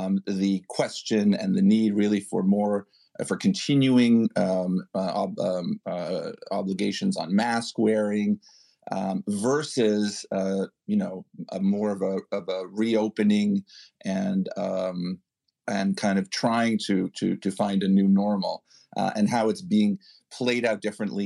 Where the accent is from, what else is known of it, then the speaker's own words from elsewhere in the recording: Canada; now in New York, United States; I hail originally from Canada. And I follow the news there, though I live in New York now